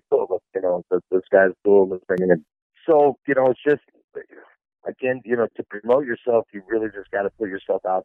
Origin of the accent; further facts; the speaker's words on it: Midwest, United States; I'm a kid from the Midwest that didn't know shit, didn't have anything